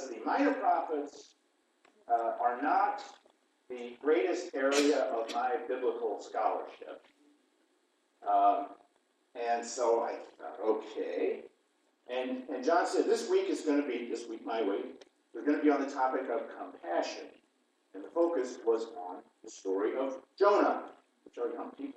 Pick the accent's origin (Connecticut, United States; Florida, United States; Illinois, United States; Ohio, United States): Illinois, United States; East Central; moved away; where I grew up in East Central Illinois, that the first Lutheran church I ever went to and joined was in Flatville, Illinois